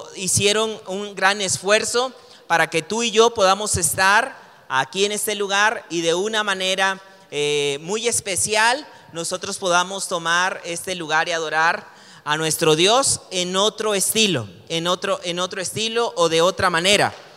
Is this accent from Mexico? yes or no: yes; Mexico; tú y yo como mexicanos podemos tomar esa identidad